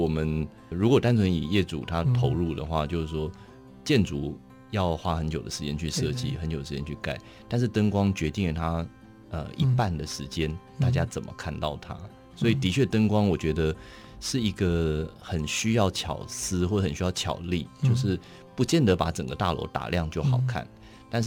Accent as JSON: {"language": "Chinese", "region": "Taipei", "country": "Taiwan", "tie": "born or raised there", "said": "我从小都在台北长大，"}